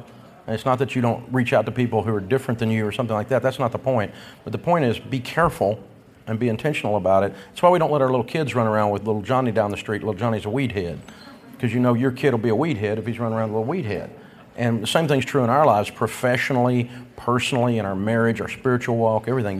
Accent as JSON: {"language": "English", "region": "the South", "country": "United States", "said": "And I'm a Southerner. I mean, that Southern yell, you got to go, yeah!"}